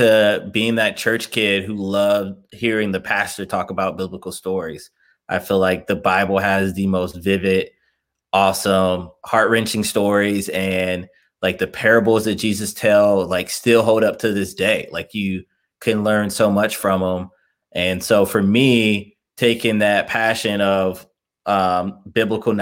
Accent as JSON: {"language": "English", "town": "Chicago", "region": "Illinois", "country": "United States", "tie": "born or raised there", "also_born_or_lived": "Indiana", "moved": "as an adult", "lives_now": "Cincinnati, United States", "said": "I'm originally from Chicago, Illinois. I'm born and raised there, then moved to Indiana, went to college in Indiana"}